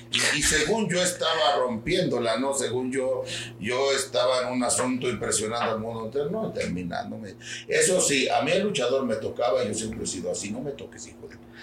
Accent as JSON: {"language": "Spanish", "town": "Xalapa", "region": "Veracruz", "country": "Mexico", "said": "yo soy de Jalapa"}